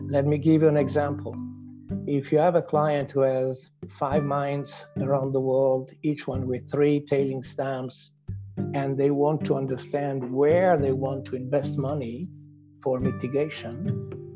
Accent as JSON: {"language": "English", "country": "Italy", "also_born_or_lived": "Switzerland", "accent": "Italian", "second_language": "English", "moved": "yes", "lives_now": "Canada", "said": "as my accent States, I, I am of Italian origins, although I'm now a proud Canadian since many, many years"}